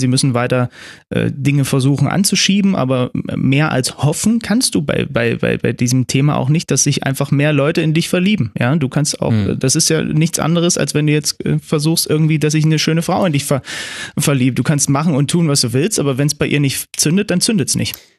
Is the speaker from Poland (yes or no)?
no; Zwickau, Saxony, Germany; moved away; ich bin ja in Zwickau geboren, ne? da sind, äh, da wohnen meine Eltern